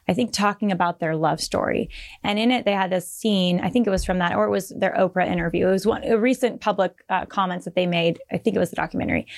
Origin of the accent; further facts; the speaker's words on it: Bay Area, California, United States; I'm from the Bay